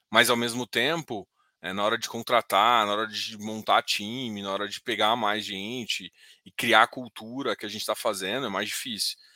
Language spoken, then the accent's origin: Portuguese; Goiás, Brazil; mas eu sou goiano, cara.